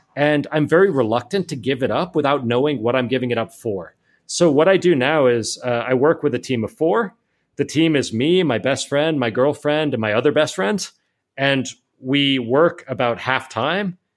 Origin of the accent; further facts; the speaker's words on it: Miami, Florida, United States; moved away as an adult; also born or lived in Atlanta / San Francisco; now in Spain; I grew up in Miami